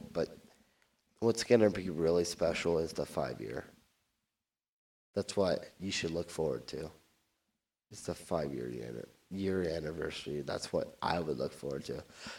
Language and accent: English; California, United States; I'm from Orange County, so there's a lot of podcasts out there